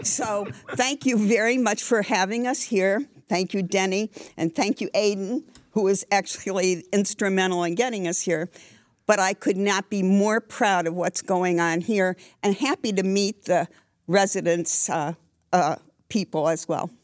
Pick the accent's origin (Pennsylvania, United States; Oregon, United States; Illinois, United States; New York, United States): Pennsylvania, United States; Scranton; moved away as an adult; now in Danville, United States; I grew up in Scranton and moved to Danville